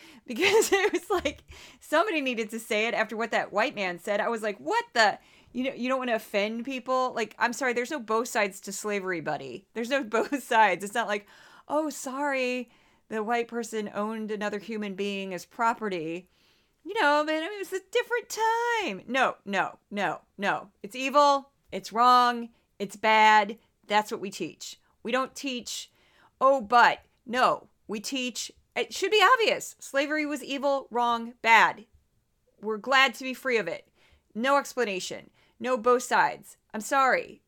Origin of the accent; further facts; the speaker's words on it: St. Louis, Missouri, United States; moved away; I am from Saint Louis